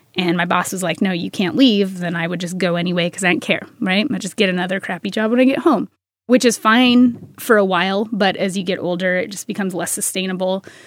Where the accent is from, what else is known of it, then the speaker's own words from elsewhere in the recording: Tacoma, Washington, United States; I was born and raised in Tacoma. I don't foresee myself ever leaving Tacoma